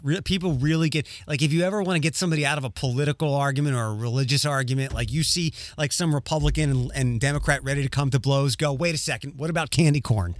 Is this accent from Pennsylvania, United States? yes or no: yes; Philadelphia, Pennsylvania, United States; now in Chicago, United States; I'm originally from Philadelphia and I've moved to a lot of different places, but I've decided to stay here